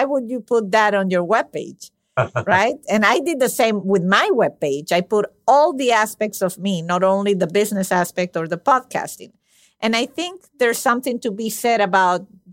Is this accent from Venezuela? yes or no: yes; Venezuela; my country, I'm from Venezuela.